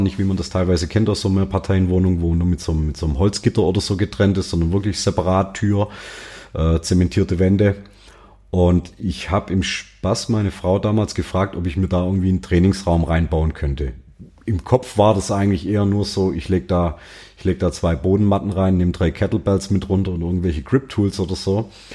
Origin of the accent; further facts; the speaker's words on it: near Tübingen, Baden-Württemberg, Germany; komme ich aus der Nähe von Tübingen